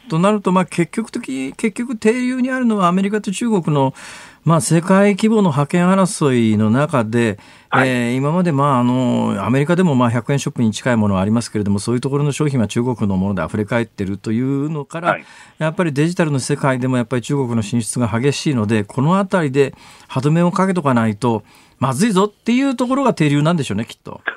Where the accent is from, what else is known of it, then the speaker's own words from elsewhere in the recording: Osaka, Japan; だって私、大阪ですから